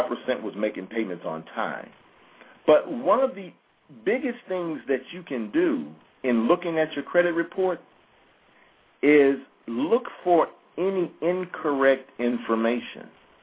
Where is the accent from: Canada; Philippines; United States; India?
United States; near Jackson, Mississippi; That's near my hometown